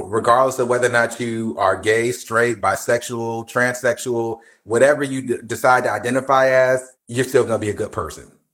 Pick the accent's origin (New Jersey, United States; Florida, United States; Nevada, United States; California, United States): New Jersey, United States; I'm from Jersey.